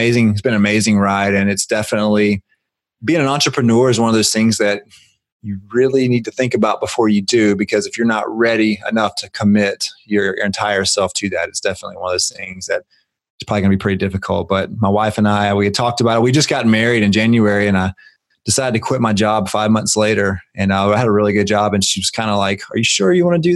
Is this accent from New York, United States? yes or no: no; Griffin, Georgia, United States; now in Atlanta, United States; I was born and raised in Griffin, Georgia, which is a small town about an hour south of Atlanta, Georgia